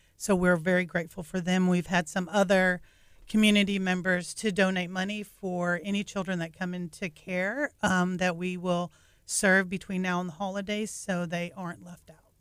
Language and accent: English; North Texas, United States; moved away as an adult; also born or lived in Massachusetts; I grew up in North Texas and, um, moved away for about fourteen years